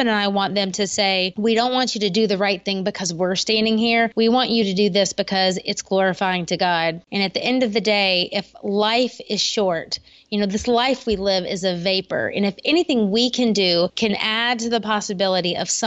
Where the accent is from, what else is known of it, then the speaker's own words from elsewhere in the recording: Columbia, South Carolina, United States; moved away as an adult; now in Columbia, United States; my hometown of Columbia, South Carolina